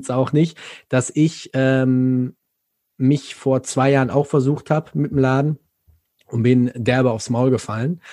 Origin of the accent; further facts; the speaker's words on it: Ruhr area, North Rhine-Westphalia, Germany; ich komme nicht aus Frankfurt, ich komme hier aus dem Ruhrgebiet